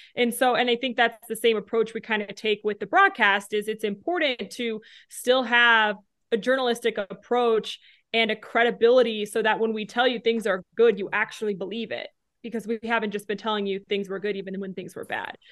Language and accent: English; Denver, Colorado, United States; moved away as an adult; also born or lived in Fayetteville, Arkansas / Casper, Wyoming; I grew up in Denver